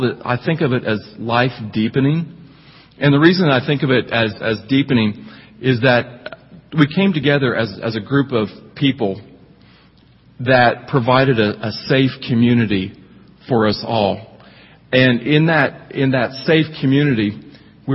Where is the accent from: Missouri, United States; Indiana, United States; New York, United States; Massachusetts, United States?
Indiana, United States; accent: twangy; moved away as an adult; also born or lived in Bowling Green, Kentucky; I'm actually from Indiana. I grew up in Indiana, but somehow, some way, where I grew up, were very twangy, so that's where the accent came from